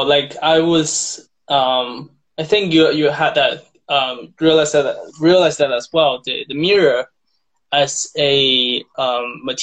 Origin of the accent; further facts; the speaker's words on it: China; moved away as an adult; now in Bath, United Kingdom; I'm from China, and I grew up in China, and I came to UK to study to become an artist